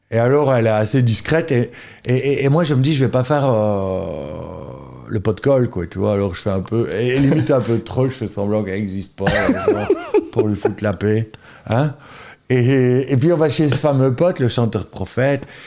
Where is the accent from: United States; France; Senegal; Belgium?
Belgium; Charleroi area, Wallonia; also born or lived in Antwerp / London; j'ai grandi à Girpine enfin vierge poterie. Donc tu vois, je dis toujours, euh, quand ça nous arrange, on est Carolo